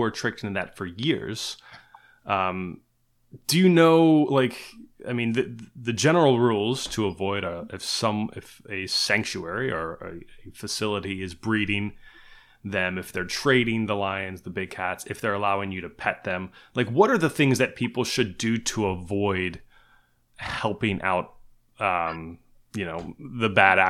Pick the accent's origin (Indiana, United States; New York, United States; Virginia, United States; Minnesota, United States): Virginia, United States; I was born and raised in Virginia. Now I live not too far away from one of those facilities.